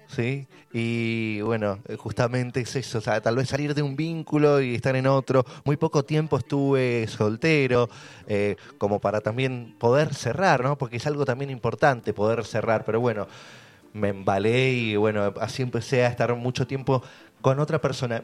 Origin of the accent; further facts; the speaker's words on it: Buenos Aires, Argentina; moved away as an adult; now in Capilla del Monte, Argentina; Nací el 7 de octubre de 1986 en la ciudad de Buenos Aires